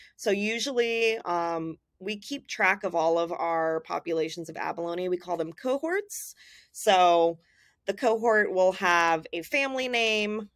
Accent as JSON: {"language": "English", "region": "Southern California", "country": "United States", "tie": "born or raised there", "said": "I grew up in Southern California, so the ocean was part of my life all the time"}